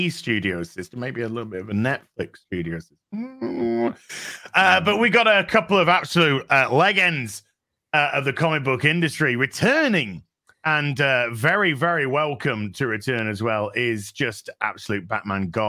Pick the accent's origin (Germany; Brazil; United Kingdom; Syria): United Kingdom; we're British